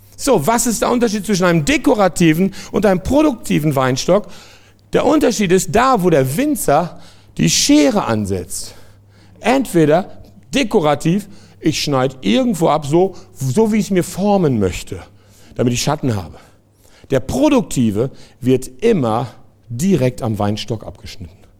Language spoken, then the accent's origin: German; France; moved away; ich komme aus Frankreich